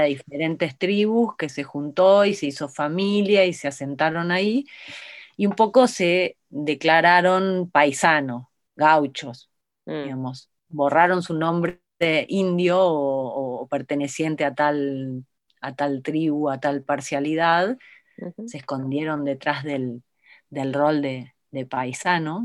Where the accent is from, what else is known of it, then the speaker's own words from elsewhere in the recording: Buenos Aires Province, Argentina; moved away as an adult; now in Bariloche, Argentina; yo soy de Buenos Aires, nací en Capital, me crié en la provincia y me vine a Bariloche en el año 97